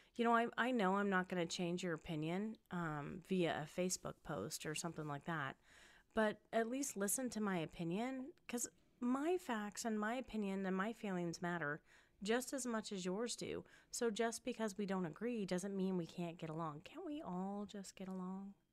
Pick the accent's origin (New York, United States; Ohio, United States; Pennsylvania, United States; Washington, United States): Washington, United States; Spokane; moved away as an adult; also born or lived in California / Wichita, Kansas; now in Las Vegas, United States; moved to Spokane, Washington, where I was raised, um, and grew up